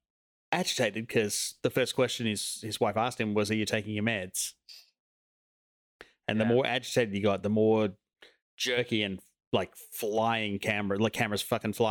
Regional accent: Australia; As an Australian

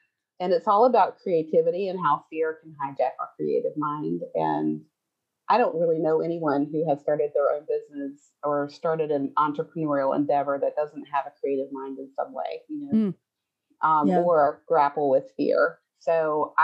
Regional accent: the South, United States; I grew up in the South on the coast

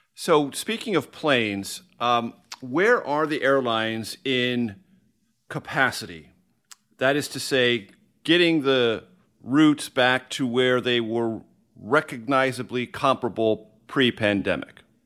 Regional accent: San Diego, California, United States; moved away; I grew up in San Diego, California

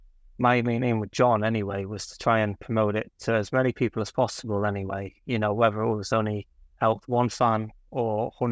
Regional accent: Connacht, Ireland; accent: Mancunian; Obviously you can't tell I grew up in Ireland with my accent, sorry, Mancunian, but I grew up there because my family are from there, my mum's side

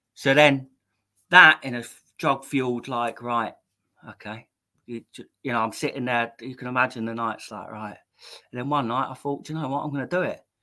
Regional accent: Maidstone, South East England, United Kingdom; I'm, from Maidstone in Kent. Um, yeah. I was born in Maidstone Hospital, 19th October 1984

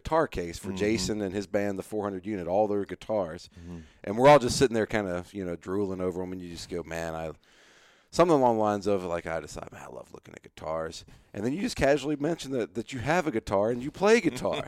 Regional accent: Southeast, United States; some similar upbringings in this kind of growing up in the Southeast

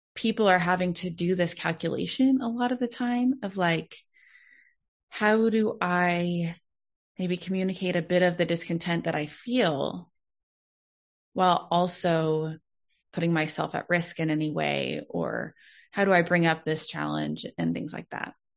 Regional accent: Dallas, Texas, United States; I was born and raised in Texas, like from Dallas

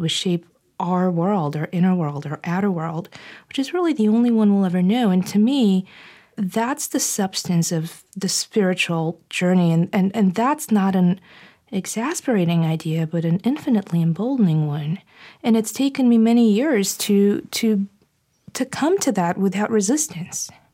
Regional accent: Bulgaria; moved away; growing up in Bulgaria

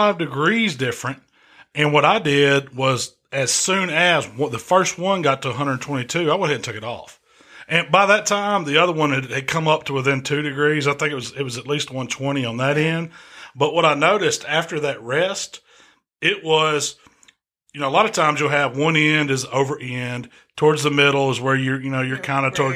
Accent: Mississippi, United States; we're from Mississippi

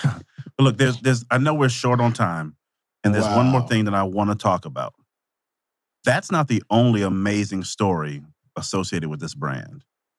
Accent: Vicksburg, Mississippi, United States; I'm from Vicksburg, Mississippi.

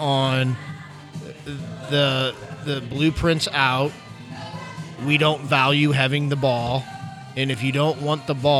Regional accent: Missouri, United States; We're from Missouri.

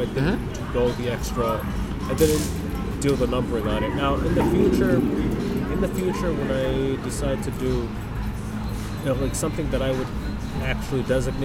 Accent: Chicago, Illinois, United States; I'm from Chicago

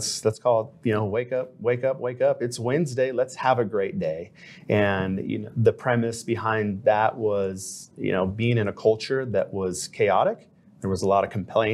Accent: Anaheim, California, United States; moved away as an adult; also born or lived in Hawaii; I grew up in Anaheim, California

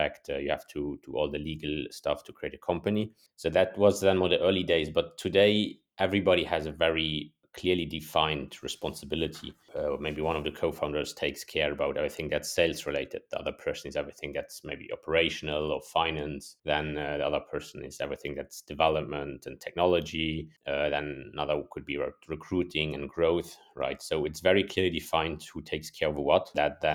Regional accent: Luxembourg; also born or lived in Germany / United States; born and raised in Luxembourg, and then studied in Germany and a semester abroad in the States.

